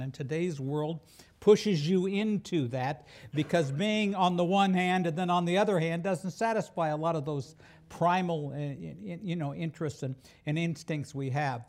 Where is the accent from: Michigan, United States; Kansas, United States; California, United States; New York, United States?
Kansas, United States; Wichita; I'm from Wichita, Kansas